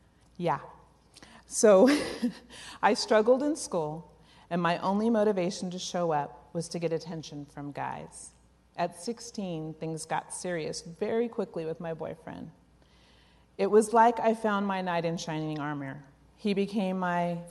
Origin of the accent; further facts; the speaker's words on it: Oakland, California, United States; Growing up in East Oakland in the late 60s